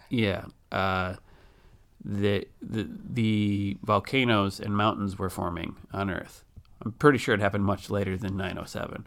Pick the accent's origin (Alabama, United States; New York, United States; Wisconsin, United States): Wisconsin, United States; near Wisconsin Dells, United States; I grew up out near Wisconsin Dells, so I've been there many times